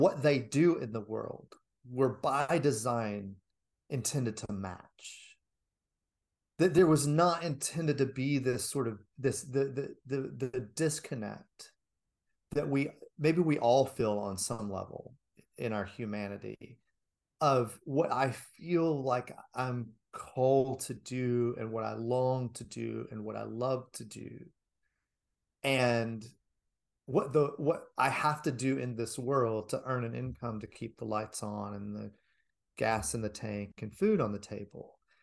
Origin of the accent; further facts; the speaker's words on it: United States; as an American